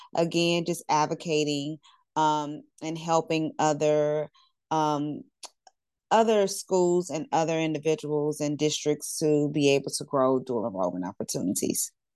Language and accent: English; Louisiana, United States; I'm from Louisiana